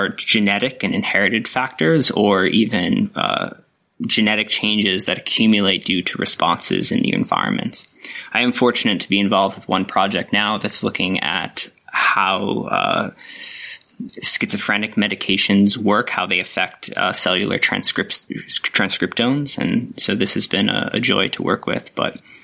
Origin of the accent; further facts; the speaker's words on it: upstate New York, United States; moved away as an adult; now in Australia; My background is I grew up in New York, not the city part for the international audience, but way upstate, more closer to the Canadian border